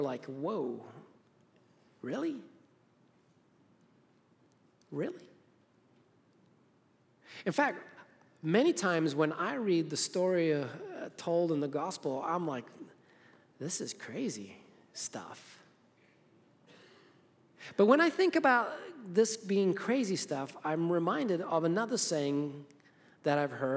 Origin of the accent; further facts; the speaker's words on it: Harare, Zimbabwe; moved away; I was born in Zimbabwe, Africa, grew up in the suburbs of the capital city called Harare